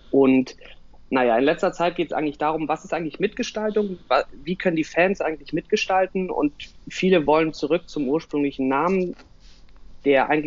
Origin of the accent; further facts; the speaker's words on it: Northern Germany, Germany; now in Hamburg, Germany; bin 30 Jahre alt und wohne in Hamburg. Ähm, ich komme eigentlich aus dem Norden